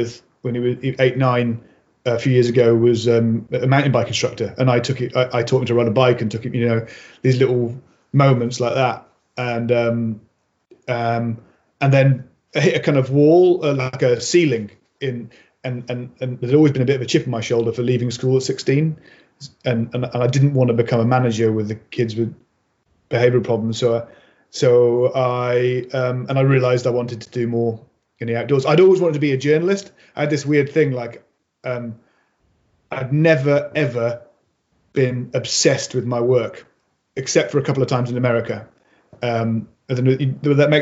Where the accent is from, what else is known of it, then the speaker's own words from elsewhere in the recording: Mid Wales, United Kingdom; also born or lived in Birmingham; I grew up on a small holding on the side of a hill in Wales, where, you know, we didn't we moved from Birmingham when I was four